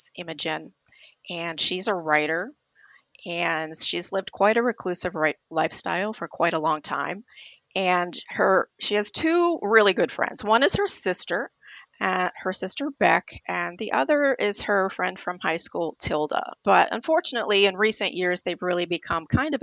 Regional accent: Pittsburgh, Pennsylvania, United States; I'm in Pittsburgh, Pennsylvania, which is my hometown.

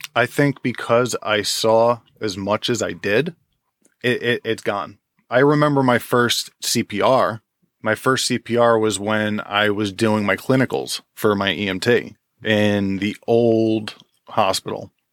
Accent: Jackson, New Jersey, United States; also born or lived in Forked River, New Jersey; I grew up in Jackson

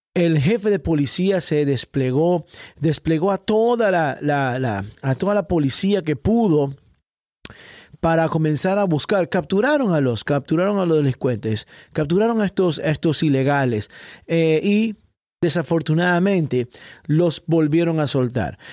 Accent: Ecuador; now in Miami, United States; soy ecuatoriano y llegué a este país, a los Estados Unidos

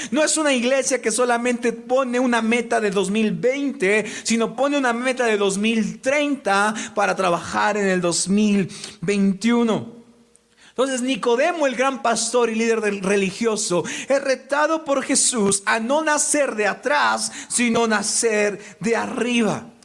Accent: Mexico; como personas mexicanas. Y me refiero no solo a Tlaxcala, porque nuestra familia extendida nos ve en muchos lados de México

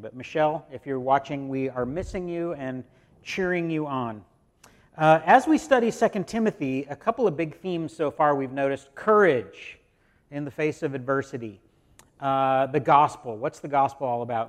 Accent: United States; American Christians

